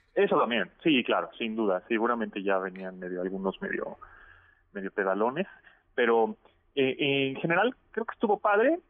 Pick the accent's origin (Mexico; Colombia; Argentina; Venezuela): Mexico; la mexicana, que somos bastante pesados